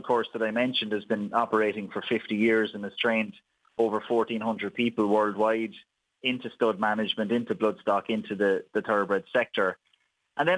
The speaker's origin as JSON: {"language": "English", "town": "Wexford", "region": "Leinster", "country": "Ireland", "tie": "born or raised there", "moved": "as an adult", "lives_now": "Kildare, Ireland", "said": "Wexford born and reared"}